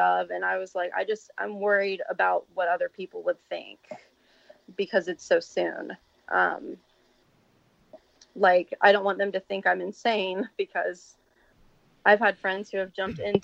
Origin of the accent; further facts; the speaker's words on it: the South, United States; I'm from the South